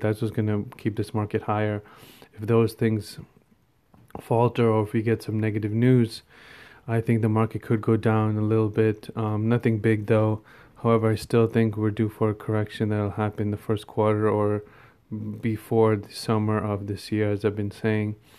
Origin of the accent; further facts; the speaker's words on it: India; me being an Indian